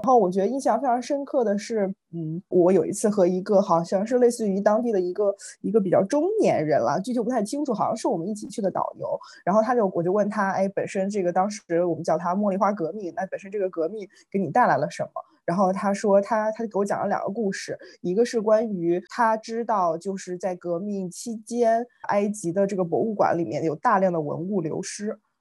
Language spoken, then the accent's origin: Chinese; China; 到底就是身为中国人，我们本身是从什么样子的历史这个变迁